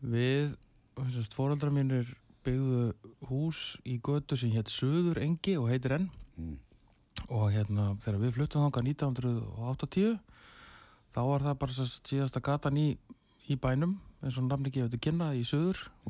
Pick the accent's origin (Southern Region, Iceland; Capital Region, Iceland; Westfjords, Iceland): Southern Region, Iceland; Selfoss; moved away; ég ólst upp á Salfósi